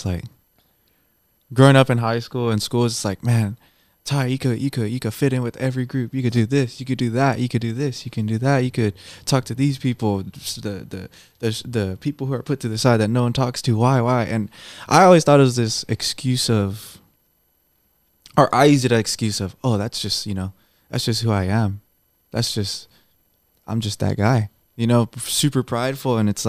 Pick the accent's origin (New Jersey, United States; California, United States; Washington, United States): California, United States; Sanger; also born or lived in Fresno; I was born on the east side of Fresno, growing up in Sanger, and now I live in Clovis. When people ask me, where are you from? I say, I reside. I am from Fresno. I love Fresno.